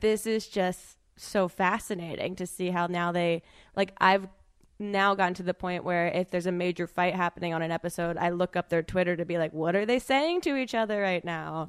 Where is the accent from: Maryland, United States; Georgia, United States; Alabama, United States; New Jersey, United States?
New Jersey, United States; I'm from New Jersey